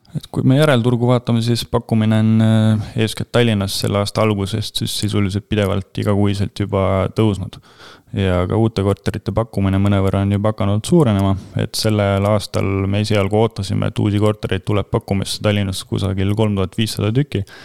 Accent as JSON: {"language": "Estonian", "town": "Rakvere", "region": "Lääne-Viru County", "country": "Estonia", "said": "ma olen väikelinnast ise pärit, Rakvere poiss"}